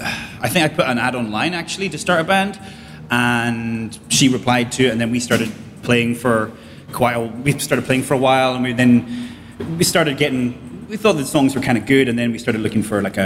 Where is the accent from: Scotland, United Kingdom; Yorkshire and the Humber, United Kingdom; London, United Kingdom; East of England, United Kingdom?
Scotland, United Kingdom; now in Spain; I'm from Scotland, not from here.